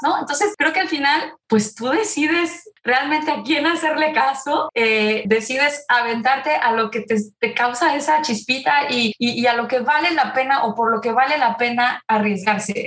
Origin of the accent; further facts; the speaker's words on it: Puebla, Mexico; moved away; also born or lived in Zurich, Switzerland; soy una, mexicana poblana. Fui una niña siempre muy, muy activa